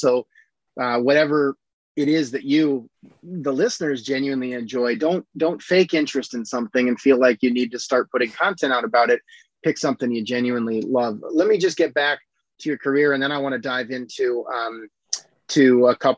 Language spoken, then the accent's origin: English; Iowa, United States; moved away as an adult; also born or lived in Rhode Island; I grew up in Iowa and went to Brown